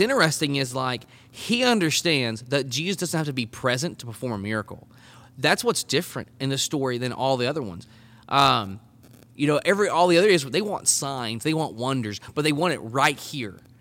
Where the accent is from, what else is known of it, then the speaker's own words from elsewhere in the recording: Arkansas, United States; also born or lived in College Station, Texas; I'm from Arkansas originally, so, I mean, I was born and raised here